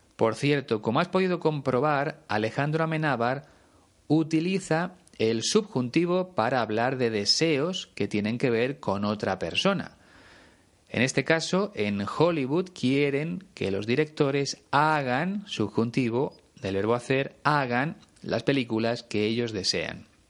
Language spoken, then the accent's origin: Spanish; Spain; conociendo muchas ciudades de mi país